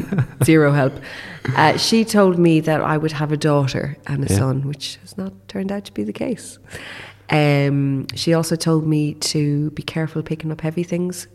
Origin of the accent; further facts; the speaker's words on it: London, United Kingdom; born there; And I was born in London, so she didn't feel safe to be here as an unmarried woman.